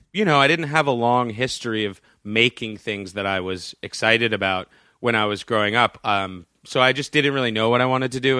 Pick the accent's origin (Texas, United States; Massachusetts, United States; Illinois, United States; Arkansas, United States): Massachusetts, United States; Boston; I grew up in Boston